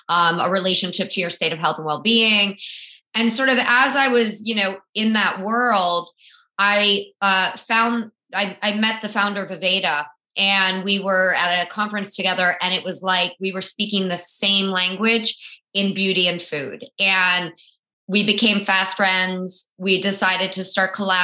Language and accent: English; South Florida, United States; I grew up in South Florida